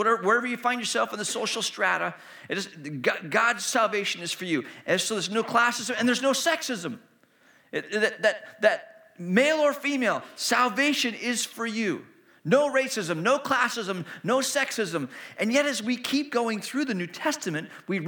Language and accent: English; Hong Kong; moved away; also born or lived in China; I grew up in Hong Kong, and I was, you know, practicing my Cantonese with people I was meeting